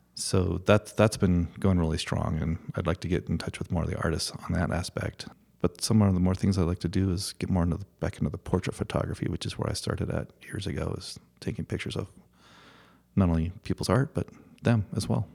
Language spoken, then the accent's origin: English; Colorado, United States; also born or lived in Boulder / Fort Collins; this is my hometown